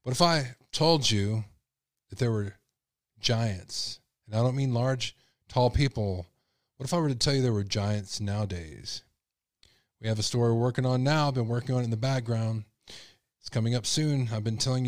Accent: Texas, United States; my home state

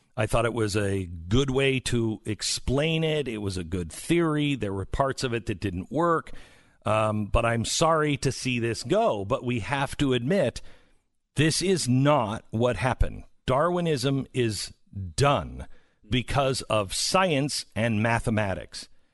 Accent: Seattle, Washington, United States; moved away; growing up in Seattle

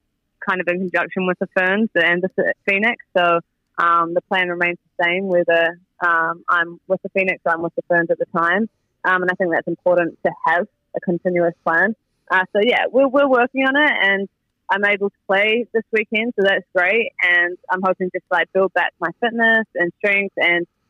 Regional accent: New Zealand; moved away as an adult; back in my hometown where I grew up

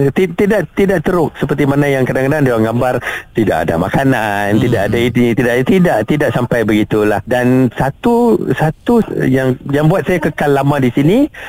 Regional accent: Kedah, Malaysia; moved away as an adult; also born or lived in Lahad Datu, Sabah; now in Kota Kinabalu, Malaysia; saya berasal dari Kedah

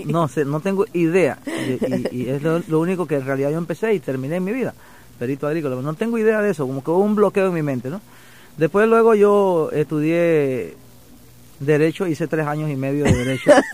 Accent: Caimito, Chiriquí, Panama; moved away as an adult; also born or lived in Panama City, Panama; now in Miami, United States; me crié en un, campito de mi pueblo que se llama Caimito

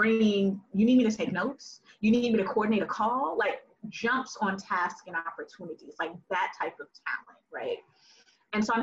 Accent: the South, United States; Black girl growing up in the South

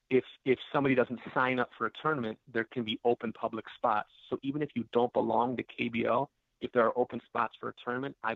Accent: Delavan, Wisconsin, United States; I haven't fished Lake Delavan in a while. I, I grew up in Lake Delavan.

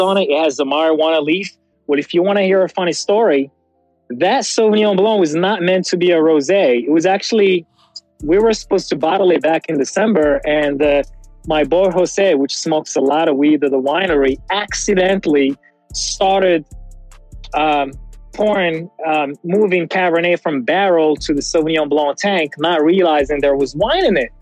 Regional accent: Morocco; first language French; English is a second language; now in United States; I grew up in Morocco

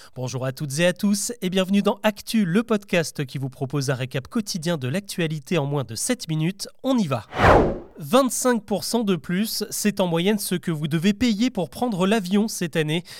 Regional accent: France; chez nous en France

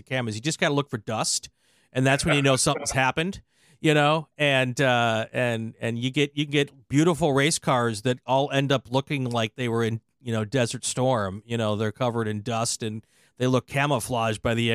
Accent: Wisconsin, United States; I'm from Wisconsin

